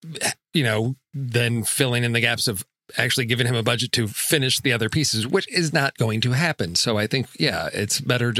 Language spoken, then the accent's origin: English; Chicago, Illinois, United States; No, I'm not a and I, you know, growing up in Chicago, blah blah blah, and you know, Clive Barker.